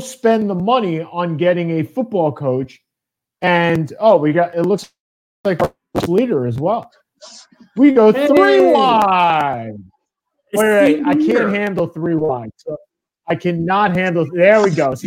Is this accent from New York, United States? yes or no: yes; New York, United States; I'm a New Yorker